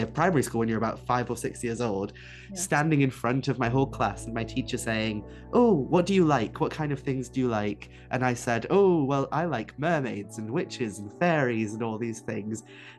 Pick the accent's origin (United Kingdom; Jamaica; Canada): United Kingdom; Wales; first language Welsh; English is a second language; Ynysmon, the Isle of Anglesey. And I grew up there, which it was a Welsh-speaking community. So I grew up immersed in the Welsh language and didn't really speak English until I went to high school.